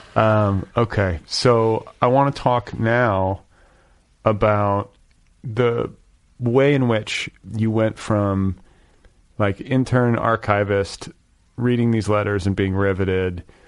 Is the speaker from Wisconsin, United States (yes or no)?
yes; Milwaukee, Wisconsin, United States; moved away; also born or lived in Indiana; I'm from Milwaukee